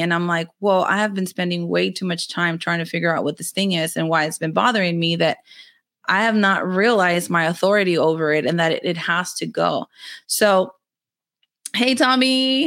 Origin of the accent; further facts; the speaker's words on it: Rio Grande Valley, Texas, United States; I'm from the Rio Grande Valley of Texas. I'm in the very southernmost part of Texas